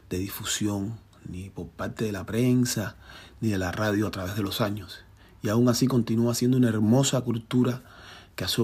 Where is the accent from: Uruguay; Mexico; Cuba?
Cuba; Havana; born there; yo nací en Cayo Hueso, un barrio marginal situado en el centro de La Habana, Cuba